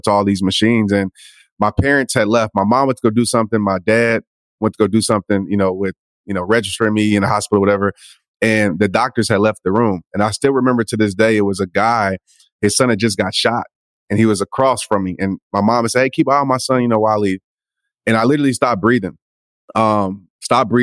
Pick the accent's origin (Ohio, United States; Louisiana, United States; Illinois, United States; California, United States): Louisiana, United States; Kenner; So I grew up in Kenner, Louisiana, pretty much New Orleans area